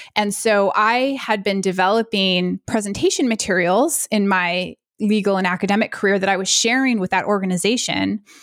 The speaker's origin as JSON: {"language": "English", "country": "United States", "said": "I'm American"}